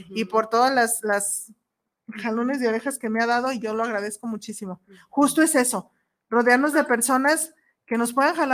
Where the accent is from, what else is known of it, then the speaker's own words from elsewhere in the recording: Mexico; como mexicanos